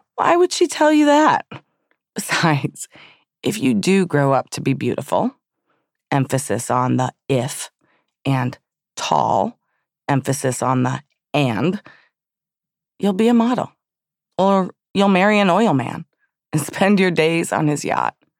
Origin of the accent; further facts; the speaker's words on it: Southfield, Michigan, United States; when I was a child growing up in Southfield, Michigan